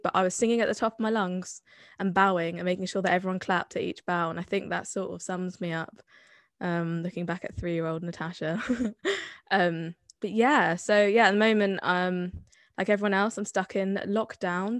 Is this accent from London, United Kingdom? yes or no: no; Bath, South West England, United Kingdom; accent: Somerset; I'm from Bath. I'm from Somerset. I didn't really adopt the Somerset accent until much later in life, but I wear it with pride.